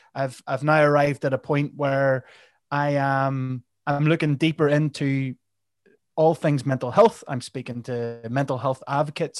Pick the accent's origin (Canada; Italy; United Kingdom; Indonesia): United Kingdom; Northern Ireland; I am from Northern Ireland